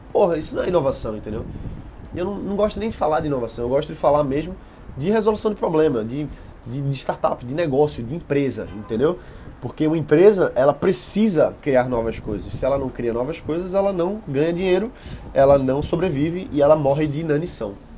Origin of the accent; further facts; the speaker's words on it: Recife, Pernambuco, Brazil; eu sou de Recife